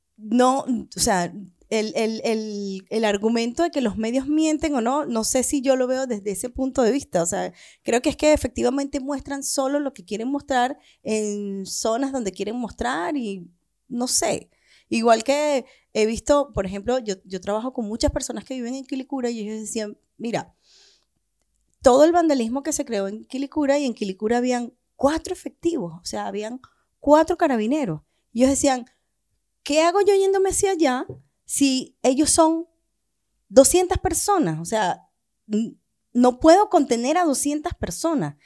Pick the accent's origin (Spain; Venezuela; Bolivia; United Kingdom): Venezuela; now in Chile; lo que estamos haciendo algunos venezolanos